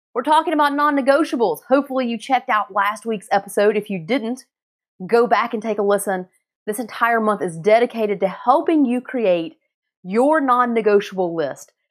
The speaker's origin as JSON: {"language": "English", "region": "North Carolina", "country": "United States", "tie": "born or raised there", "moved": "yes", "said": "I grew up in North Carolina"}